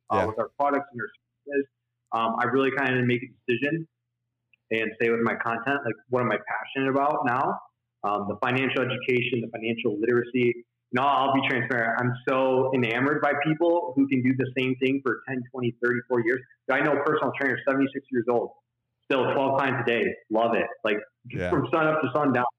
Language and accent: English; Detroit, Michigan, United States; I'm from right outside of Detroit, Michigan. Like, I went to school in Detroit. I was born in Detroit. I worked in Detroit. We lived like 2 miles outside of Detroit, Michigan.